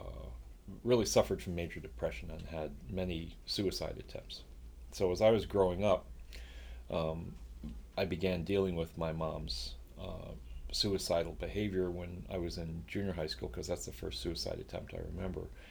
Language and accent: English; Long Island, New York, United States; moved away; also born or lived in Chicago, Illinois; I was born in Chicago. We moved to New York when I was about 5 years old. So I lived on Long Island, actually grew up on Long Island, and always considered myself a New Yorker